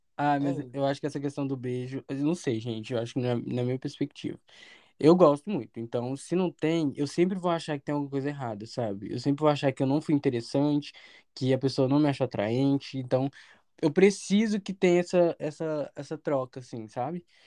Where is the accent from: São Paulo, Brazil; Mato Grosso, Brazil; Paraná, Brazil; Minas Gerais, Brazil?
Minas Gerais, Brazil; Belo Horizonte; a gente é de Belo Horizonte